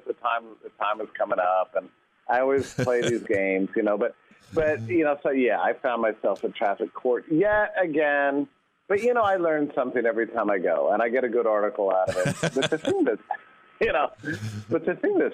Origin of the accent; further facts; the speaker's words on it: Texas, United States; I was raised in a gun family, I'm from Texas